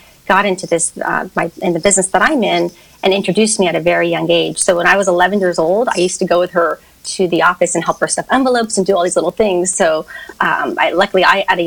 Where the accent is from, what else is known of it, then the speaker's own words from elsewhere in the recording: Hacienda Heights, California, United States; I grew up in Hacienda Heights, which is outside of Los Angeles. I've only lived in California my whole life.